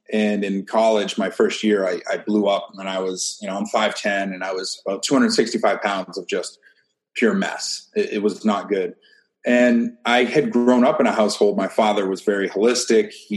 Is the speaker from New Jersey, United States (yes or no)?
no; Maine, United States; moved away as an adult; also born or lived in Ohio; I grew up in Maine